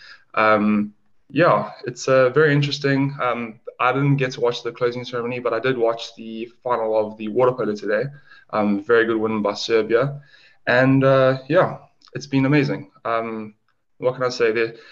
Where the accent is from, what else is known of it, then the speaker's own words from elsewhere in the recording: Durban, KwaZulu-Natal, South Africa; moved away as an adult; now in London, United Kingdom; I hail from South Africa in Durban, and recently moved to London about 2.5 years ago